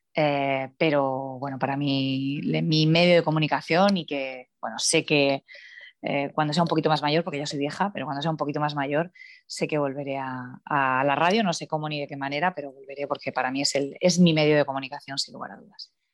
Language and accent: Spanish; Cartagena, Region of Murcia, Spain; es verdad que yo nací allí, soy cartagenera